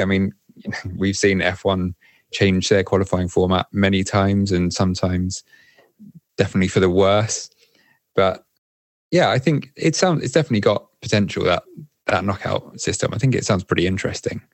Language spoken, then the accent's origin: English; Windsor, South East England, United Kingdom; moved away as an adult; now in Paris, France; I'm originally from Windsor, like the Queen